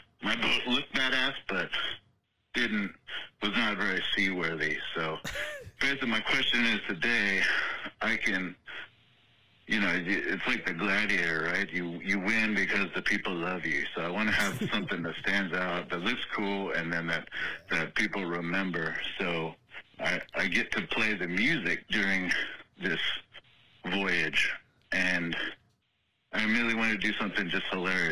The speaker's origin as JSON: {"language": "English", "region": "South Texas", "country": "United States", "tie": "born or raised there", "said": "it's here in my hometown."}